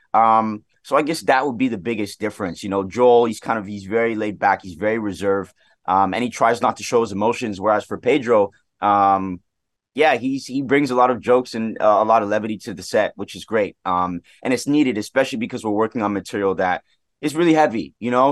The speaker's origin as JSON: {"language": "English", "town": "Toronto", "region": "Ontario", "country": "Canada", "tie": "born or raised there", "said": "Scarborough, which is where I was, I was born and raised here in Toronto"}